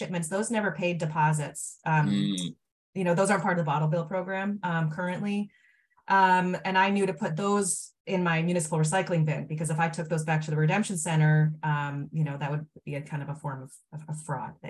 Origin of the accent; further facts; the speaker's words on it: Maine, United States; when I was a kid, I grew up in Maine too